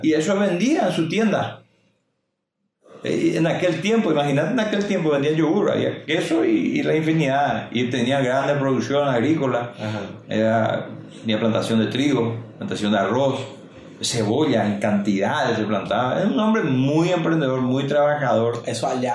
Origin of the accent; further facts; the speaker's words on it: Salto del Guairá, Canindeyú, Paraguay; also born or lived in Itacurubí del Rosario, Paraguay; yo nací en Itacurubí de Rosario y vine a Salto en el 74 con 4 años de edad